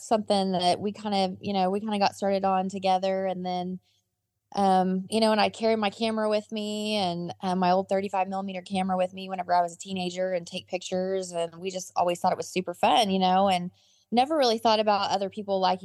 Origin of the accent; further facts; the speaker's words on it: Pawnee County, Oklahoma, United States; I was born and raised right here in Pawnee County